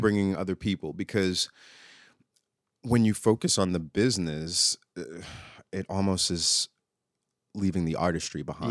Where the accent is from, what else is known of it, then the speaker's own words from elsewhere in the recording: New York City, New York, United States; moved away as an adult; now in Oklahoma, United States; I grew up in New York City and didn't move mm-hmm. to mm. Oklahoma till maybe 19 years ago.